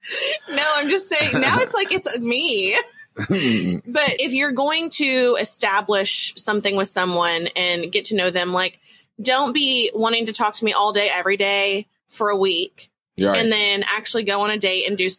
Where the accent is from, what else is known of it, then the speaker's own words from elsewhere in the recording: Texas, United States; as a Texan